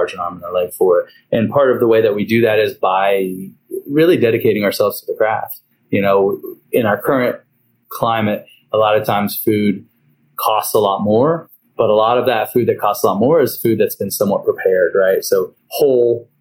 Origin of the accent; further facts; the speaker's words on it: Hillsborough, North Carolina, United States; moved away as an adult; now in New Orleans, United States; Where I'm from is Hillsborough, North Carolina, which we have a Hillsborough Hog Day